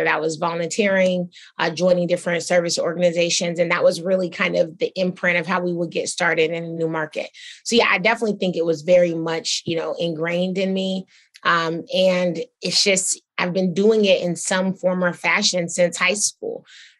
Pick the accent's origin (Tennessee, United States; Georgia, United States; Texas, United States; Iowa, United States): Georgia, United States; Atlanta; I think, you know, I was from Atlanta, so of course I wanted to create more jobs here.